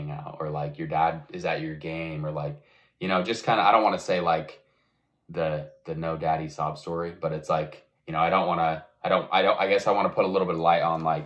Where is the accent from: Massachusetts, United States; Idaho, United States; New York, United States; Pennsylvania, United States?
Idaho, United States; Rigby; now in Utah, United States; I'm from Rigby, Idaho. I've lived most of my life kind of up in this area. I'm in Utah now.